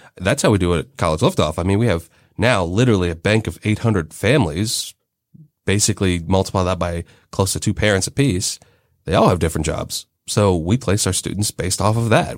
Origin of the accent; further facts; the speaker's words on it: Cincinnati, Ohio, United States; I grew up in Cincinnati in the suburbs